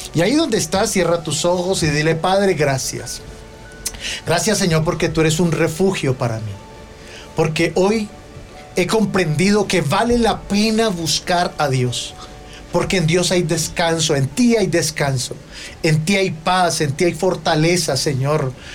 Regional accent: Colombia; nosotros como colombianos

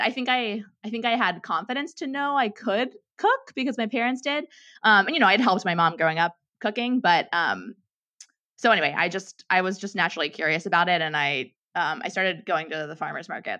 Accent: Pittsburgh, Pennsylvania, United States; moved away as an adult; now in San Francisco, United States; I grew up in Pittsburgh, Pennsylvania, born and raised

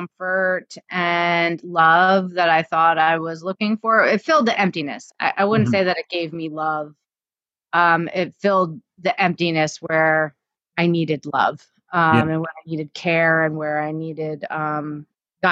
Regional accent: New Jersey, United States; born or raised there; also born or lived in Florida

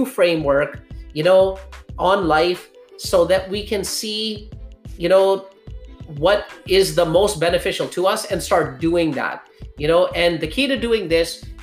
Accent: Pakistan; I was born in Pakistan

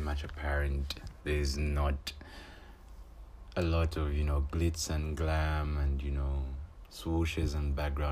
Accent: Copperbelt Province, Zambia; I am from the Copper Belt, born and raised on the Copper Belt

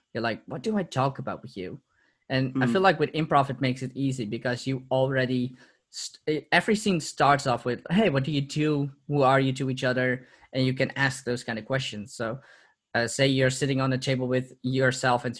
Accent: Purmerend, North Holland, Netherlands; also born or lived in Amsterdam; So, I'm originally from Amsterdam. I've lived there for 2 years. Moved away once I was two. And have been living in Purmerend, which is a city nearby, for the last 24 years.

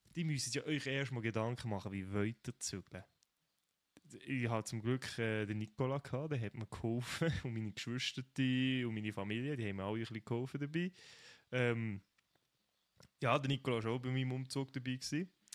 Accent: Fribourg, Switzerland; moved away as an adult; now in Bern, Switzerland; Ich bin ja eigentlich Freiburger, ich komme aus Freiburg

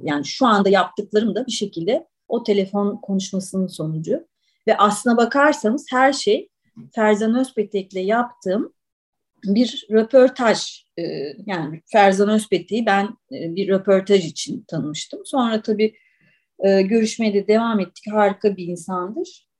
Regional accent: Istanbul, Turkey; also born or lived in Ankara; ben İstanbul'da doğdum.

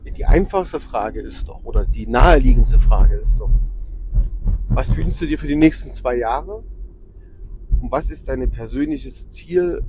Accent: Erfurt, Thuringia, Germany; als Erfurter

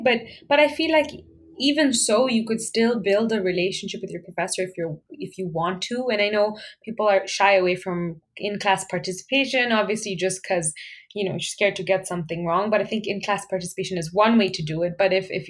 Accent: Kenya; moved away as an adult; now in Canada; I was, you know, born and raised in Kenya

